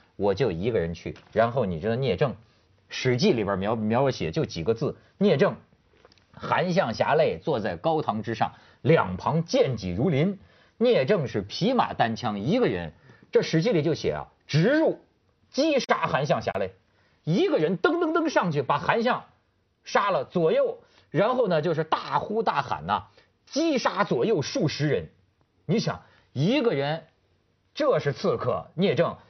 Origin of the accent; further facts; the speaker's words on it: Hebei, China; 虽然他是我们河北人